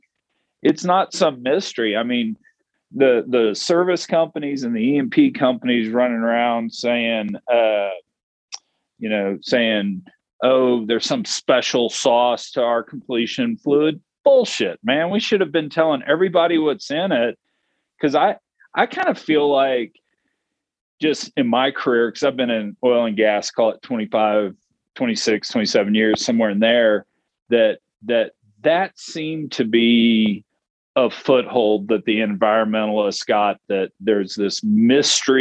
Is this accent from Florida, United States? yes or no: no; Texas, United States; I'm a Texan